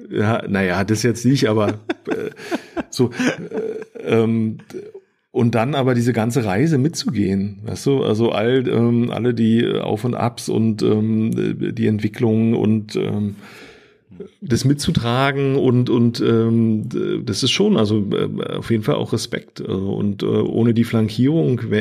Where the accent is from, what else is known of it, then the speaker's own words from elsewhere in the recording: Erkner, Brandenburg, Germany; bin in Erkner groß geworden, ja, ähm, das ist so die letzte S-Bahn-Station ähm, Richtung Osten.